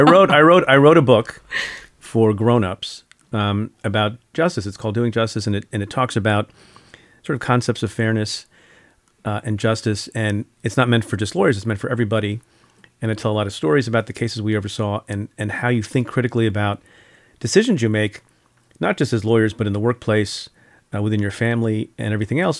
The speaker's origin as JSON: {"language": "English", "country": "India", "tie": "born or raised there", "moved": "yes", "lives_now": "United States", "said": "I'm from India. Was born in India."}